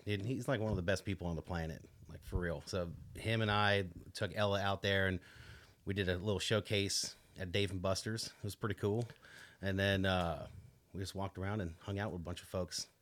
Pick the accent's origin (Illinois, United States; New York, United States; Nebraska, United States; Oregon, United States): New York, United States; Long Island; I grew up on Long Island, New York